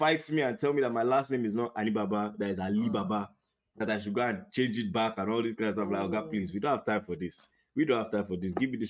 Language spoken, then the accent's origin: English; Nigeria; now in United States; when I go to work, I'm still Nigerian.